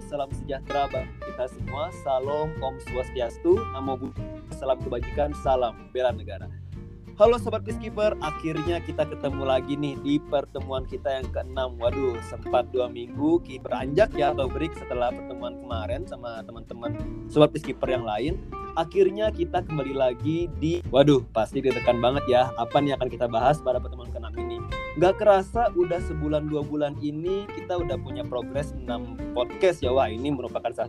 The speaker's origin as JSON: {"language": "Indonesian", "town": "Samarinda", "region": "East Kalimantan", "country": "Indonesia", "said": "Uh, saya dari Samarinda."}